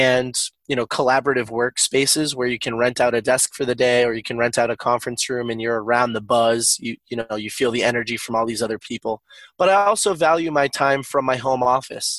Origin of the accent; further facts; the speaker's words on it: northeastern Massachusetts, United States; I'm from northeastern Massachusetts.